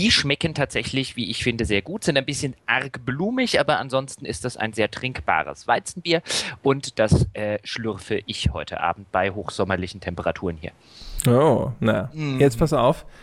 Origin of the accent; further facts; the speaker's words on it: Hesse, Germany; ich komme aus der Nähe von Darmstadt